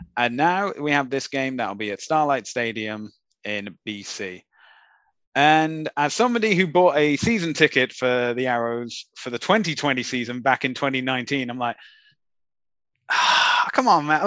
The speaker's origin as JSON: {"language": "English", "country": "Canada", "said": "we're Canadian"}